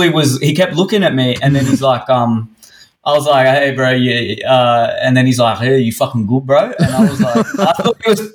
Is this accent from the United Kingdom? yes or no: no; Sydney, New South Wales, Australia; Growing up in Hersey